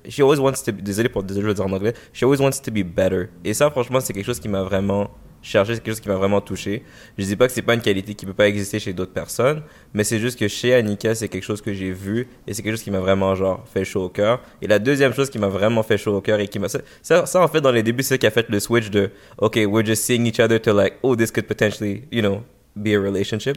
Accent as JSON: {"language": "French", "town": "Montreal", "region": "Quebec", "country": "Canada", "tie": "born or raised there"}